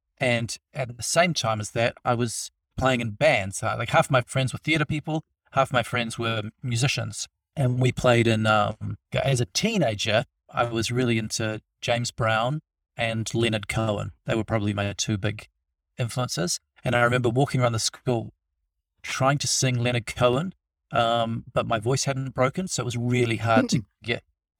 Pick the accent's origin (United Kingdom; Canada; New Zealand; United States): New Zealand; Wellington; And I'm from Wellington, which is a really cool little city in New Zealand